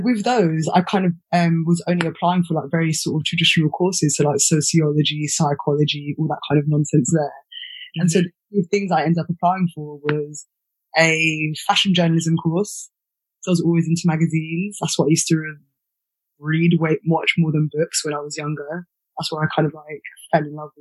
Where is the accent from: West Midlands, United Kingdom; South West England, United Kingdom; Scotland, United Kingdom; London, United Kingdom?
London, United Kingdom; I grew up in Pimlico, which is SW1 just by the river